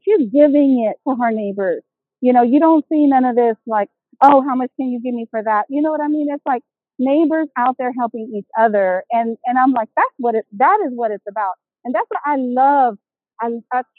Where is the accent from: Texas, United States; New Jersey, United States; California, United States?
Texas, United States; Houston; moved away; I'm originally from Houston, Texas